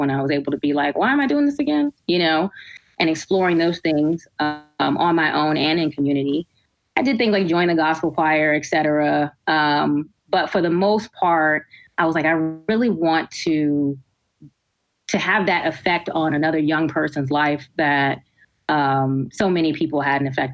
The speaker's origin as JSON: {"language": "English", "region": "New Jersey", "country": "United States", "tie": "born or raised there", "also_born_or_lived": "Brooklyn, New York", "said": "I was born in Brooklyn, New York. So we started off there for a few years of my life. And then elementary school, we came over to New Jersey."}